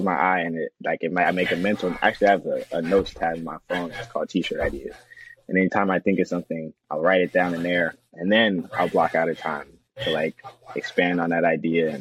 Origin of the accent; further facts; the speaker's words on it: Atlanta, Georgia, United States; moved away as an adult; now in Kentucky, United States; I'm from Atlanta